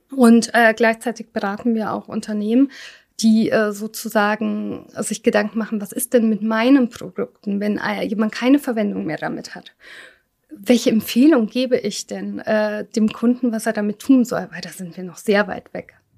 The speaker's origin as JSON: {"language": "German", "country": "Germany", "tie": "born or raised there", "said": "ich bin nicht in Deutschland geboren, war aber noch so klein, als wir kamen"}